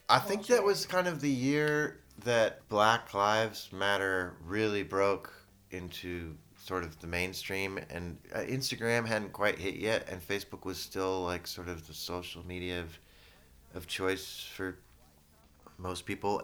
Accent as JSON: {"language": "English", "town": "San Francisco", "region": "California", "country": "United States", "tie": "born or raised there", "said": "I was born in San Francisco in Kaiser, but Geary, and my parents were social workers that lived here in the city"}